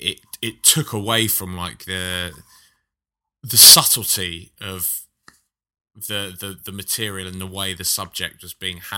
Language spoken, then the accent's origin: English; London, United Kingdom; growing up in London, which is so diverse